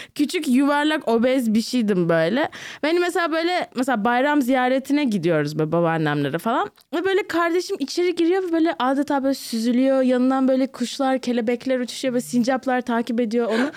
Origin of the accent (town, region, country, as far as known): Turkey; also born or lived in New Jersey